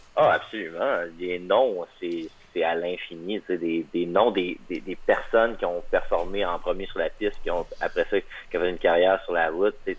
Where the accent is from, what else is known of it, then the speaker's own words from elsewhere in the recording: Magdalen Islands, Quebec, Canada; also born or lived in Montreal; now in Hamilton, Canada; Je viens des îles de la Madeleine